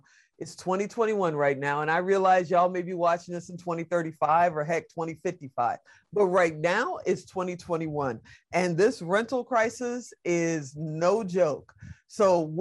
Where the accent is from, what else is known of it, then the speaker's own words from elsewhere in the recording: Chicago, Illinois, United States; now in Las Vegas, United States; we grow up in Chicago